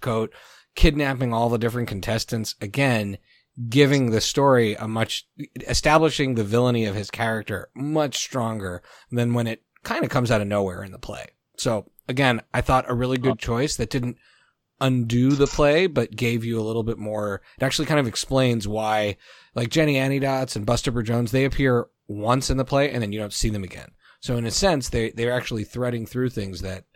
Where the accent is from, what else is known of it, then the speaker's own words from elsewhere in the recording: Canada; I grew up in Canada, so they force us to speak French